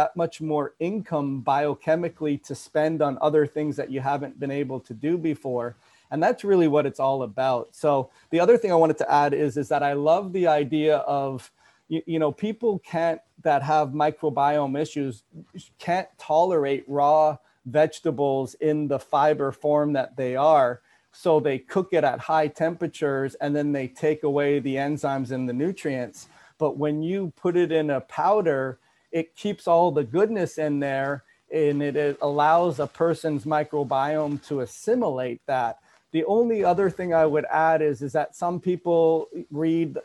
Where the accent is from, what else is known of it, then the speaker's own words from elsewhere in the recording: Toronto, Ontario, Canada; moved away; I'm from Toronto. Yeah. I'm originally from Canada